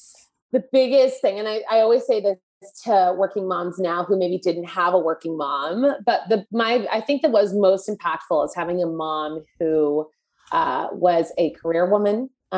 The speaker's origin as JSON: {"language": "English", "country": "Canada", "said": "And I had never heard of this because I'm Canadian."}